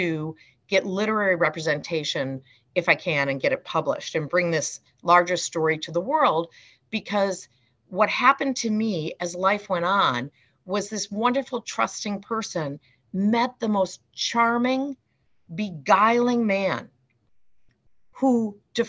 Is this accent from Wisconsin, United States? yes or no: yes; Wisconsin, United States; now in Chicago, United States; I had a wonderful childhood growing up in Wisconsin with two loving, caring parents